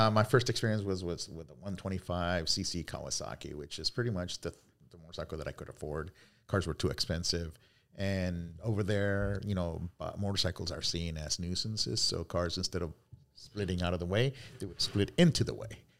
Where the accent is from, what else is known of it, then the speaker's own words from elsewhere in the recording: Cali, Valle del Cauca, Colombia; moved away; Um, I'm originally from Cali, Colombia.